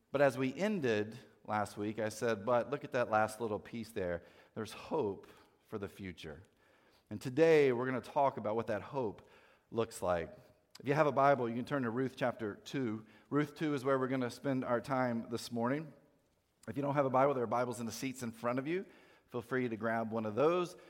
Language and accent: English; North Carolina, United States; I grew up in North Carolina